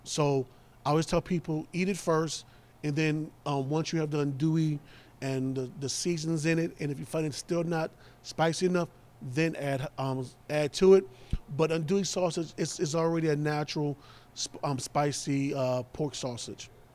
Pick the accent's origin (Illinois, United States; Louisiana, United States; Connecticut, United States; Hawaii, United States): Louisiana, United States; New Orleans; moved away; I'm from New Orleans